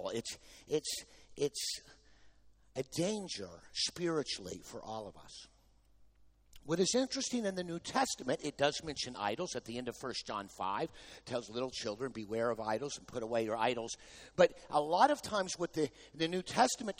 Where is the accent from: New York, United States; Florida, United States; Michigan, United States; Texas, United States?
Texas, United States; I'm from Texas